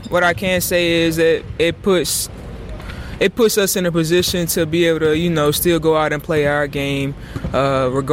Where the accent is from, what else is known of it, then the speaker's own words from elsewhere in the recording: Hattiesburg, Mississippi, United States; it's my hometown